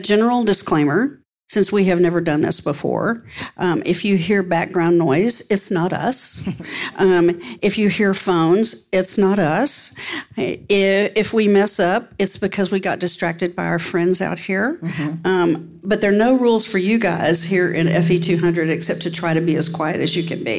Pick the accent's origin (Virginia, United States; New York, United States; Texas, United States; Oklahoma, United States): Texas, United States; West; Growing up in West Texas, which is a hot, dry climate, we didn't have very many trees in West Texas.